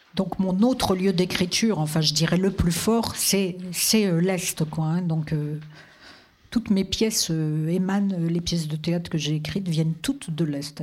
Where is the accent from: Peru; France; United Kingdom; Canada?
France; Vosges, Grand Est; moved away; je, suis née dans des paysages très forts c'est-à-dire d'autres types de mers, c'est-à-dire la forêt. Moi, je viens des Vosges